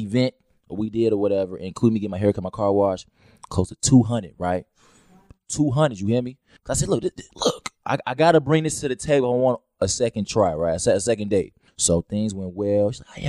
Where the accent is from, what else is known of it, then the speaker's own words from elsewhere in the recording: Chicago, Illinois, United States; I'm from Chicago